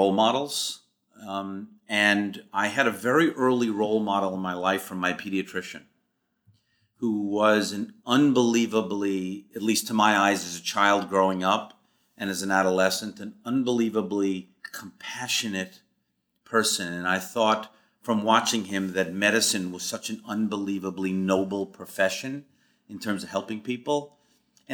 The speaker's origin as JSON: {"language": "English", "town": "New York City", "region": "New York", "country": "United States", "tie": "born or raised there", "also_born_or_lived": "Boston, Massachusetts", "moved": "as an adult", "said": "I grew up in Forest Hills, first generation American"}